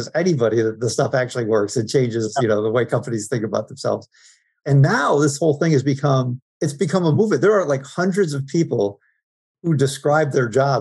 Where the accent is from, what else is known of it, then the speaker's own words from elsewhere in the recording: Binghamton, New York, United States; I grew up in Binghamton, New York